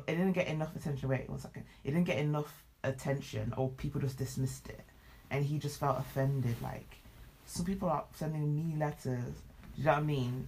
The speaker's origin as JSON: {"language": "English", "country": "United Kingdom", "also_born_or_lived": "Nigeria (heritage)", "said": "Being of dual heritage myself, being British and Nigerian"}